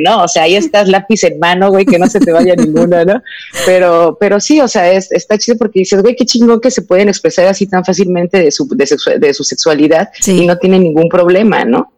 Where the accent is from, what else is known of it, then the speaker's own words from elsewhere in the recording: Mexico; moved away as an adult; also born or lived in Europe; yo me fui de México cuando yo tenía 18 años y me fui a vivir a Europa